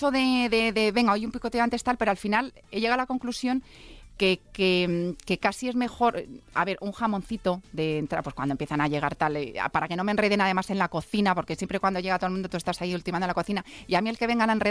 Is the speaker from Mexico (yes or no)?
no; Cuenca, Castilla-La Mancha, Spain; soy de Cuenca.